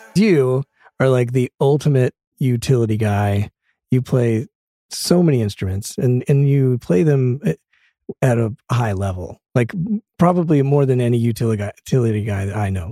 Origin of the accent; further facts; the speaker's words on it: Denver, Colorado, United States; now in Los Angeles, United States; I grew up in Denver